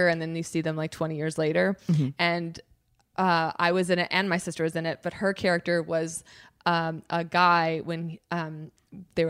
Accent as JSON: {"language": "English", "town": "Chicago", "region": "Illinois", "country": "United States", "said": "I'm from the Chicago area. That's where I went to college."}